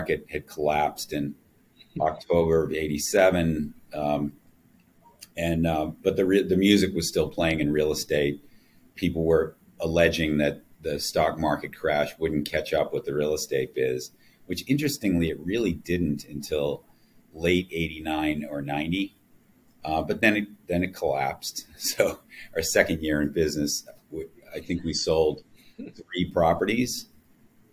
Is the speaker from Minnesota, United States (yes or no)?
no; Boston, Massachusetts, United States; moved away as an adult; now in New York, United States; my hometown in Boston